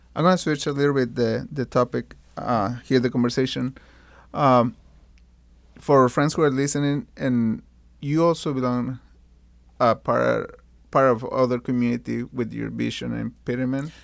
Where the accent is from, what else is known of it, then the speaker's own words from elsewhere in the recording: Mexico; moved away; born and raised in Mexico